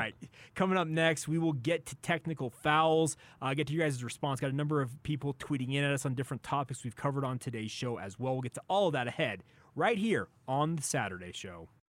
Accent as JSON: {"language": "English", "town": "Orem", "region": "Utah", "country": "United States", "tie": "born or raised there", "said": "I grew up in Orem, Utah, which is a stone's throw away from Provo."}